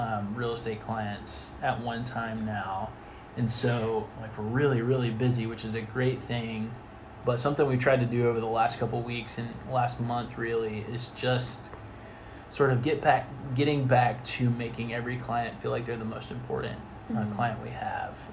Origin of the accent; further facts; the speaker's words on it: Atlanta, Georgia, United States; I grew up in Atlanta